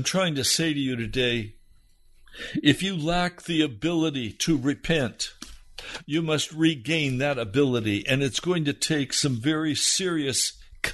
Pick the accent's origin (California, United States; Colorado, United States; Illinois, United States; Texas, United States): Colorado, United States; Denver; I was born in Denver, Colorado